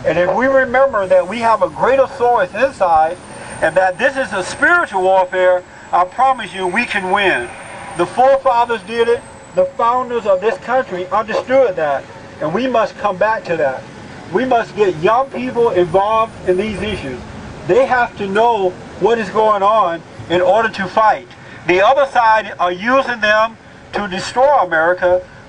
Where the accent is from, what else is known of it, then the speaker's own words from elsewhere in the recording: United States; I am an American. I love my country. I happen to be black, but I love God. I love my family, and I love America.